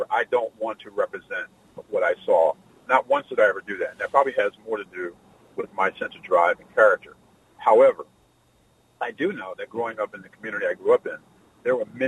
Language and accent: English; Philadelphia, Pennsylvania, United States; I grew up in Philadelphia, Pennsylvania